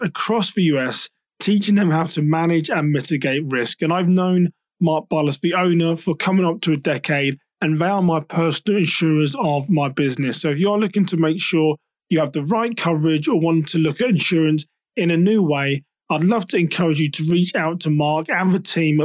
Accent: United Kingdom; me being a Brit

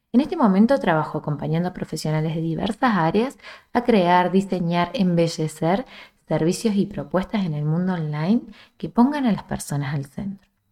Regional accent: small town in central Córdoba province, Argentina; desde mi pueblo de origen, que es un pueblo muy chiquito en el centro de Argentina, en el centro de la provincia que está el centro, que es Córdoba

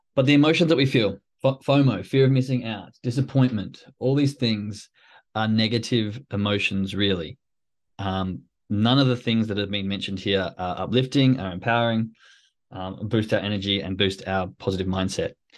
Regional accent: Australia; moved away; I'm from Australia, so the rain sort of comes with fifteen, twenty degree heat

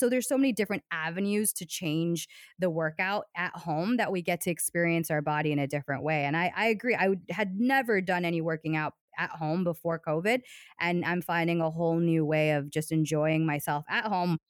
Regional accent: Hudson, Ohio, United States; a company called Joann Fabrics, which, if you live in the U S, you're, I'm sure you're aware of that, that company, and they're headquartered in my, in my hometown

